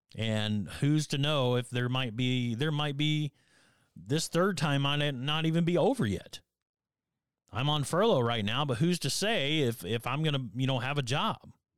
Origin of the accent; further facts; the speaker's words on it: Northern Alabama, United States; growing up in Northern Alabama